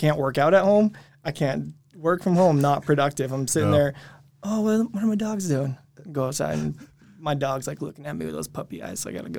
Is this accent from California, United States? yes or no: no; Maine, United States; now in Utah, United States; Yeah, I'm from Maine. Born and raised.